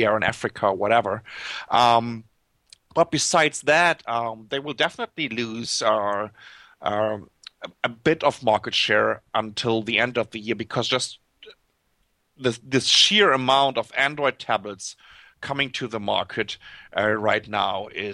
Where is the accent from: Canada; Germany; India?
Germany; accent: German; English is a second language; moved away as an adult; now in Taipei, Taiwan; as you can tell by my accent, I'm German